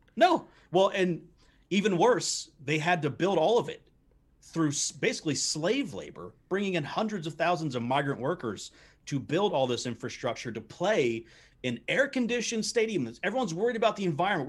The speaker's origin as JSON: {"language": "English", "country": "United States"}